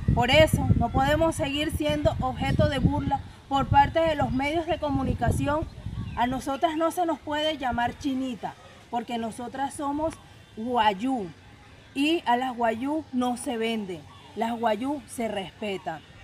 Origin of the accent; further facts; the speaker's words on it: Alta Guajira, La Guajira, Colombia; Soy miembro activo del proceso organizativo Zona Norte Extrema de la Alta Guajira